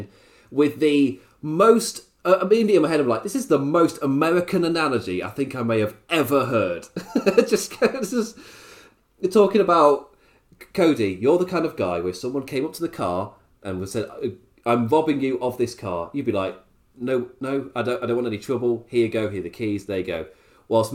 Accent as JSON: {"language": "English", "region": "England", "country": "United Kingdom", "said": "as an Englishman"}